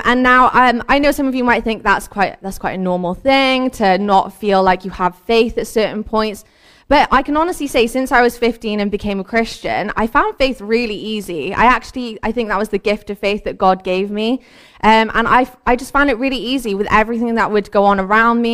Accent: Cardiff, Wales, United Kingdom; I also have lived in Cardiff pretty much my whole life. I've grown up here

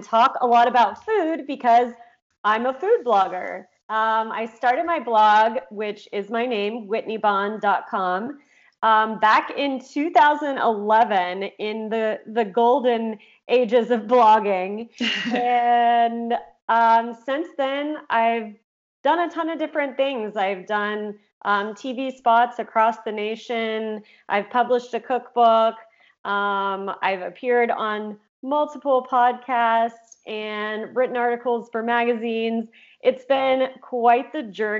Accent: Oklahoma, United States; moved away as an adult; also born or lived in California; I grew up in Oklahoma, but moved to California when I was 18 to go to college

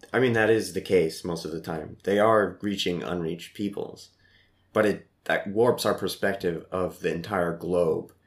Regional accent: Midwest, United States; moved away as an adult; also born or lived in Columbia; growing up in the Midwest

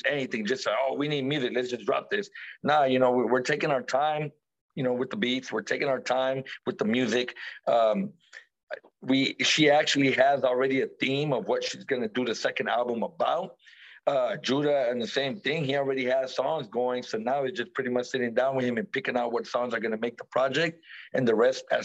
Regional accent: the Bay Area, California, United States; we're from the Bay

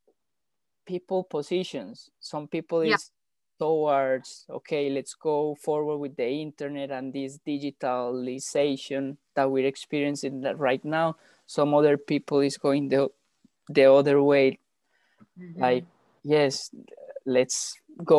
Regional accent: Colombia; moved away; we come from Colombia, and like is part of our DNA

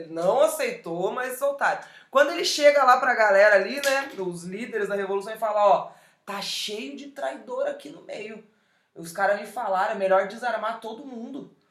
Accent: Porto Alegre, Rio Grande do Sul, Brazil; Sou de Porto Alegre, sou gaúcha também, vesti a prenda ali muito, dancei muito CTG ali no, no, no 20 de setembro

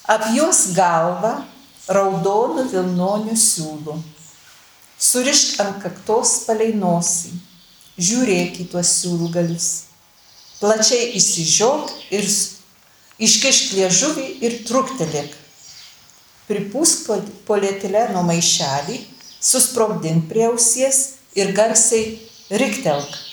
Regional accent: near Prienai, Kaunas County, Lithuania; accent: Kapsas (Kapsų tarmė); Mano tarmė, aš esu gimus taip netoli prienų, tik toj pusė, mus nuo Dzukijos skirdavo Nemunas, o iki prienų man buvo 11 km. Ir taigi ta mano tarmė yra tokia e, kapsų.

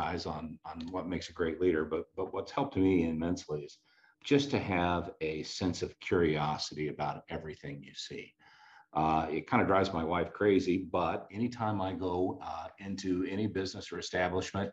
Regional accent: Columbia, Missouri, United States; I'm from Columbia, Missouri, which is a leafy green college town in the middle of flyover country

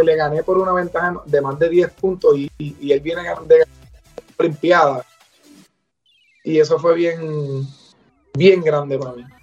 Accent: Puerto Rico; soy del pueblo del Bonito, eh, soy el capitán del equipo nacional de Puerto Rico

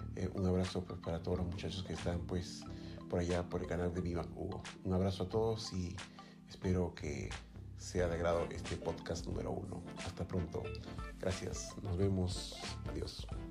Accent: Lima, Peru; como se dice en mi país, en Lima

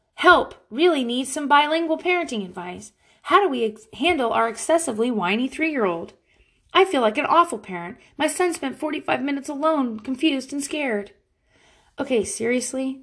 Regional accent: Pensacola, Florida, United States; accent: frat boy from Florida; moved away; I am from Pensacola, Florida. I hung out with only dudes in high school

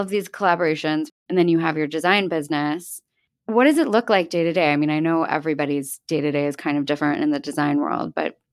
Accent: the Main Line, outside Philadelphia, Pennsylvania, United States; I grew up in an area called the Main Line, which is like a small, small town outside of Philadelphia.

